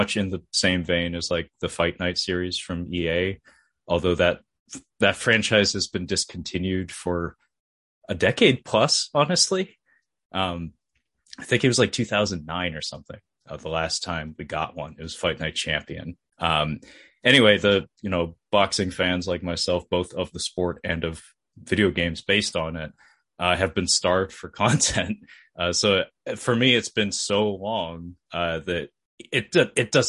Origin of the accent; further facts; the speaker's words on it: United States; as an American